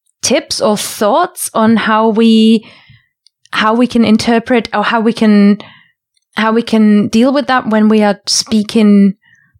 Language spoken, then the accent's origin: English; Germany; now in United Kingdom; I'm from Germany and I live in the UK